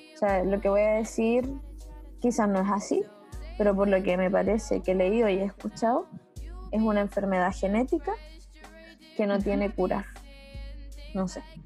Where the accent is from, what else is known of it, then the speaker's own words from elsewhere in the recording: Chile; no somos así los chilenos. La mayoría de los chilenos no somos rubios de ojos azules